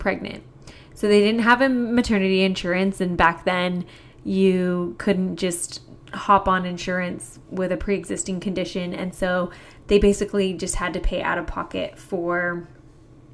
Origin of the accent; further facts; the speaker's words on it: Kaysville, Utah, United States; I grew up in Kaysville, Utah. It's a small town about 30 minutes north of Salt Lake City.